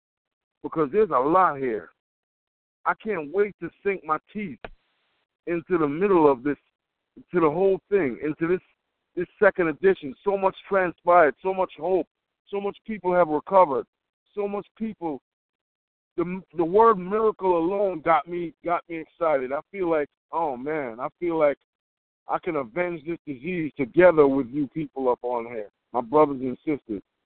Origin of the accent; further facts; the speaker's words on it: Jamaica; I'm Jamaican